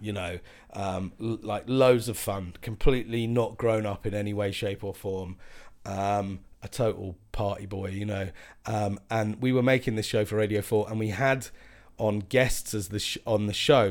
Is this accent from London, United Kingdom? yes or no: yes; Croydon, London, United Kingdom; growing up in Croydon and sort of being really Scottish